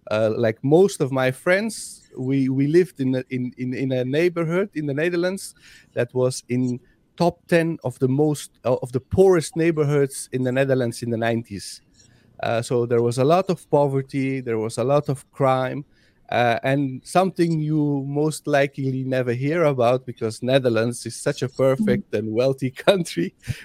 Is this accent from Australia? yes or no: no; Afghanistan; Like I am from Afghanistan, and in Afghanistan we have 15 registered languages, not dialects, languages.